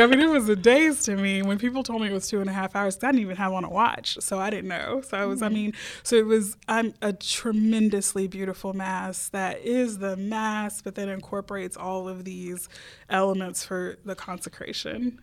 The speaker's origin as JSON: {"language": "English", "town": "Houston", "region": "Texas", "country": "United States", "tie": "born or raised there", "said": "I grew up Baptist in Houston, Texas"}